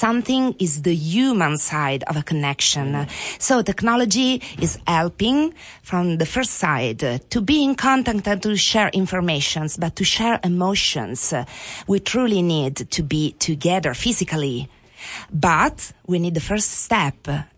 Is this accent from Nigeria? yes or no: no; Italy; English is a second language; Oh, sorry … from Italy.